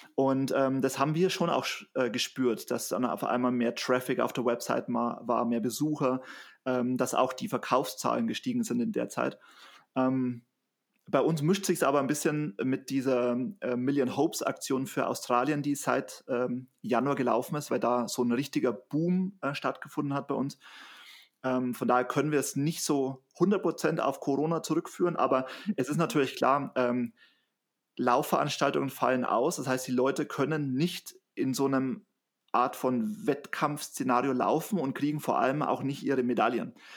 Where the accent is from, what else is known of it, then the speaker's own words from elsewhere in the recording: Bavaria, Germany; ich komme aus Bayern